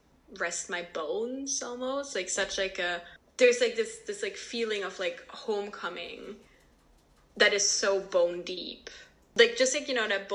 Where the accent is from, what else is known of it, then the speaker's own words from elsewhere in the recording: Germany; now in Belgium; growing up in Germany, like, I was always a Belgian girl. And then when I first moved back to Belgium and I was studying there